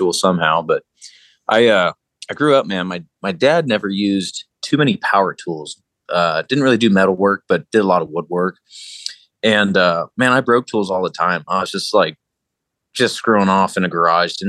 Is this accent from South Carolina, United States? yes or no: no; Placerville, California, United States; now in Boise, United States; I'm from Placerville, California, aka Hangtown. And I live in Boise, Idaho now currently